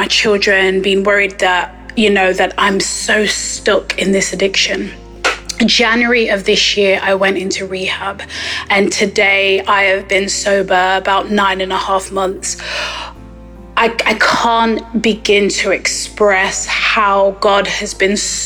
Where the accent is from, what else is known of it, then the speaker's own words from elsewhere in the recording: Nottingham, East Midlands, United Kingdom; I'm from Nottingham here in England.